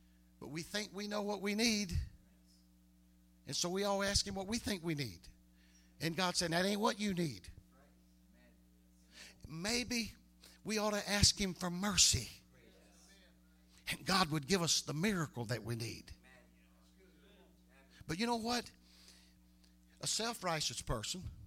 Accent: Harrisonburg, United States; They used to say that about my hometown. Said, can anything good come out of Harrisonburg?

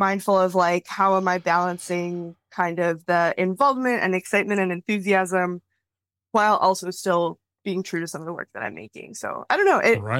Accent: Wisconsin, United States; now in Chicago, United States; No, I'm from Wisconsin originally, but you know, good old Midwesterner.

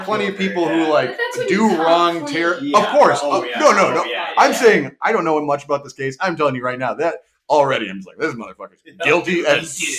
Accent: Wisconsin, United States; We're all from Wisconsin.

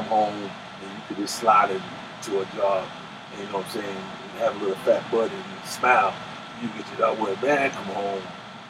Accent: New York City, New York, United States; moved away; also born or lived in South Side; I was born in Brooklyn.

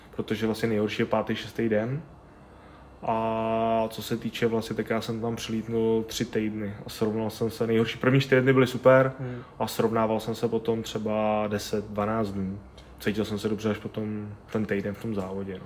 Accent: Czechia; also born or lived in Brno / Plzeň; tady u nás v Čechách

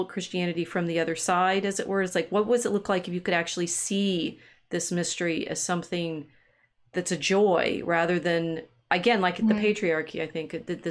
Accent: the South, United States; I grew up enough in the South

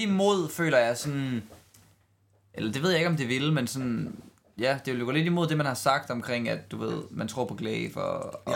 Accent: Denmark; sådan er vi bare som danskere

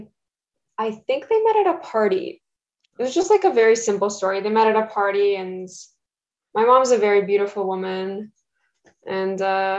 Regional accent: Toronto, Ontario, Canada; first language Russian; English is a second language; I was born in Toronto. I was raised in Canada

